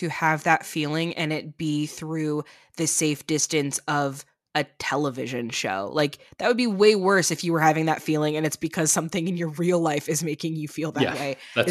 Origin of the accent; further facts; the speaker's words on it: Chicago, Illinois, United States; I'm from Chicago originally, so The Bear hits a very big sweet spot for me